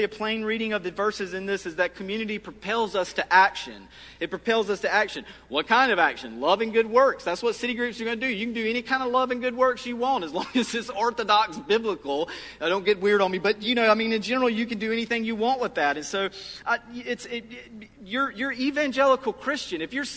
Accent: Lee County, South Carolina, United States; moved away; where I grew up in Lee County, South Carolina

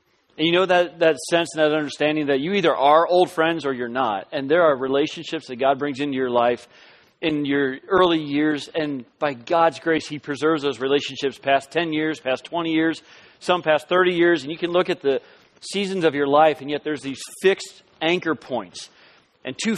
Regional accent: Southern California, United States; moved away as an adult; also born or lived in Alabama / Florida / Kentucky; we're from Southern California. That's home. That's where I met my wife, Skye. Our daughters were born, and we just kind of grew up in Southern California

